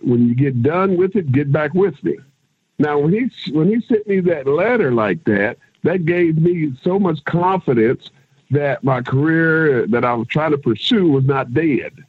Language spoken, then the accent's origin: English; Kansas City, United States; I'm from Kansas. Uh, you know, I grew up in Kansas City